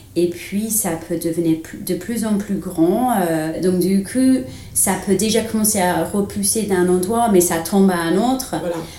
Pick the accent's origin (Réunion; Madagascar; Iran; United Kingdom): United Kingdom; England; French is a second language; moved away as an adult; now in France; je suis anglaise